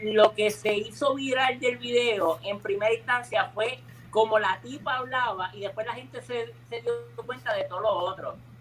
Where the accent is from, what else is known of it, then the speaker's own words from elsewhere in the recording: Mayagüez, Puerto Rico; yo soy de Mayagüez